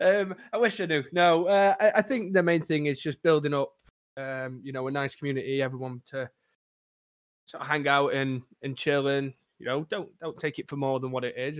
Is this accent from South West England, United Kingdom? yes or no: no; Crewe, North West England, United Kingdom; I am from a sunny town of Crewe over in England, where not much really goes on